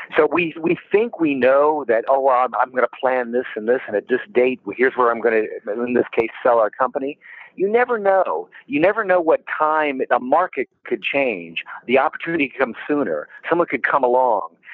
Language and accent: English; Florida, United States; also born or lived in Washington, D.C.; I grew up mainly in Florida